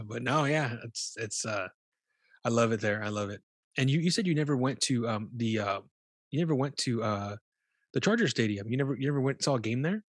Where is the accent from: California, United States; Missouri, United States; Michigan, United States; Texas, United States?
California, United States; Bakersfield; now in San Diego, United States; I grew up in Bakersfield